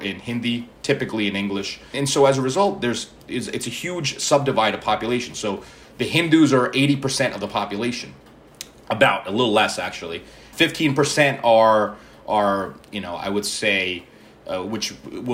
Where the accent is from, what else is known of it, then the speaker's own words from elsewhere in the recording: New York City, New York, United States; first language Malayalam; I grew up in the Bronx, which is interesting because I was one of only two Indians in my high school